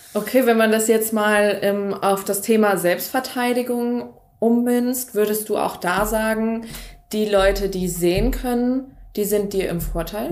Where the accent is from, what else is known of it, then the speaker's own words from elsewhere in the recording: Marburg, Hesse, Germany; Ich komme aus Marburg, ich lebe und studiere hier